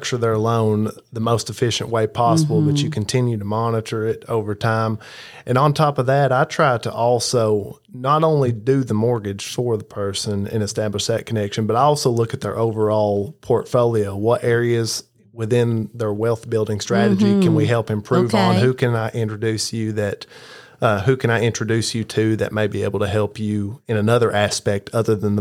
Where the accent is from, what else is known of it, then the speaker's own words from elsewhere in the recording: Virginia, United States; moved away; I'm from Virginia originally, not far away from here, like an hour and 15 minutes